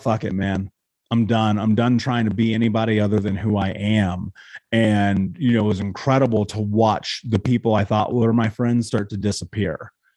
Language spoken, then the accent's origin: English; Indiana, United States; growing up in Indiana, for one, which is an incredibly racist place